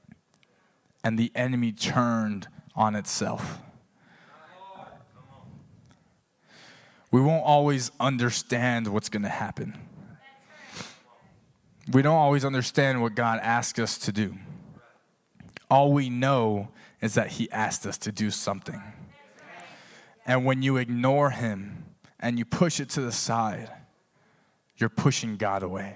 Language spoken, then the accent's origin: English; Texas, United States; moved away; I'm from Texas